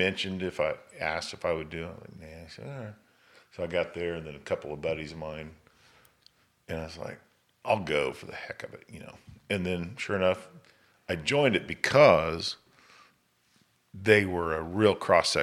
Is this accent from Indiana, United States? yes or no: no; Carl Junction, Missouri, United States; where I grew up in Carl Junction